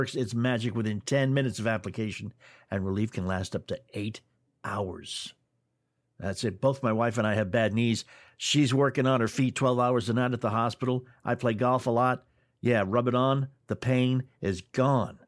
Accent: near Montreal, Quebec, Canada; I grew up in an area quite close to Montreal

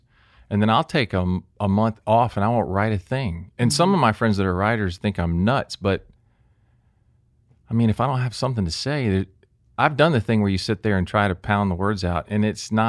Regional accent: Jacksonville, Florida, United States; I grew up in Jacksonville.

